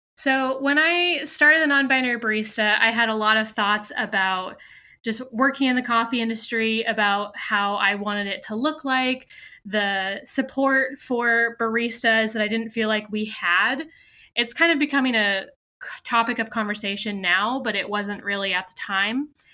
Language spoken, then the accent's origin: English; California, United States; now in Williamsburg, United States; I am based in Williamsburg, Virginia, but I'm originally from California.